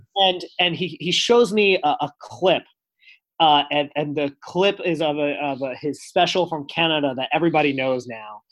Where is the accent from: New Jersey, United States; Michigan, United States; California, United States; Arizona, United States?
New Jersey, United States; I'm from New Jersey